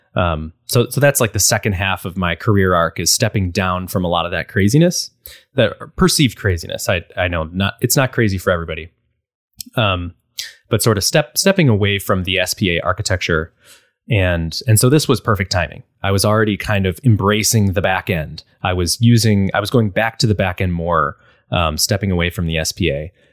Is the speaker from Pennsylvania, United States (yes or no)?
no; Buffalo, New York, United States; I'm from Buffalo, so it's very snowy